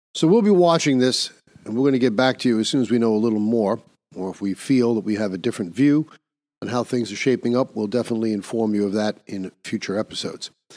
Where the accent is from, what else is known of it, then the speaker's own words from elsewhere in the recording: New York, United States; my home state of New York